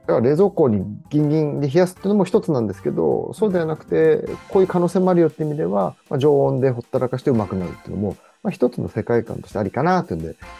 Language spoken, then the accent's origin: Japanese; Kawaba, Gunma, Japan; 地元に帰って